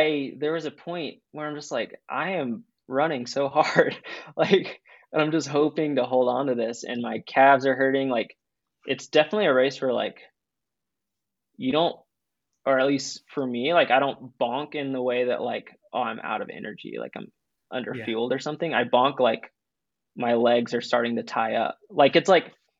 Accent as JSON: {"language": "English", "region": "East Coast", "country": "United States", "moved": "yes", "lives_now": "Boulder, United States", "said": "I'm from the East Coast"}